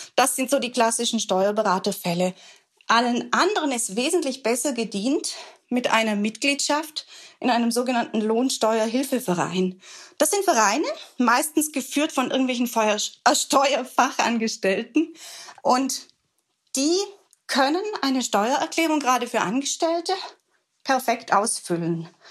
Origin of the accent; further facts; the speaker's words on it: Swabia, Germany; Ich bin ja als Schwäbin zur Sparsamkeit erzogen